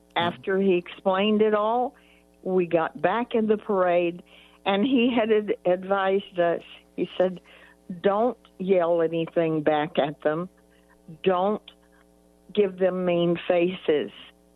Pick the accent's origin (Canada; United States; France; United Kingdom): United States; Fort Worth, Texas; And life in Texas was much different than it is now.